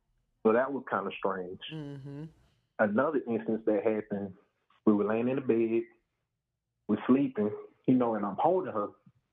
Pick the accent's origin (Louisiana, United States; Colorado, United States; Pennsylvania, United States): Louisiana, United States; I'm from Louisiana.